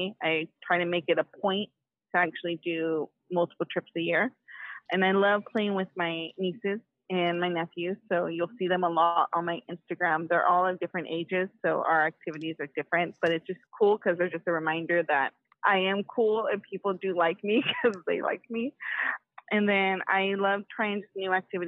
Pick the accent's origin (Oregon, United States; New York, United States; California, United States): California, United States; Oakland; I'm from Oakland, California